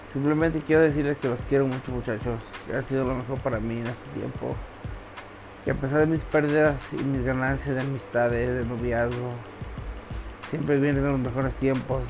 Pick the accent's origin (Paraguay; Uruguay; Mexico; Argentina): Mexico; also born or lived in Guadalajara, Mexico; aquí en México. Ya me mudé de mi pueblo, de Guadalajara a mi pueblo